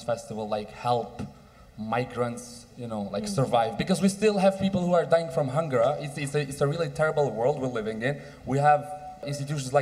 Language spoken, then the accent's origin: English; Istanbul, Turkey; I come from Istanbul, Turkey